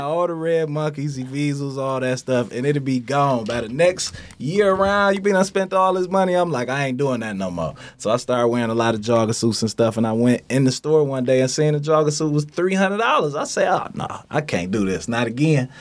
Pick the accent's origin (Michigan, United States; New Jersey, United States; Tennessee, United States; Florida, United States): Michigan, United States; Detroit; Straight outta Detroit, born and raised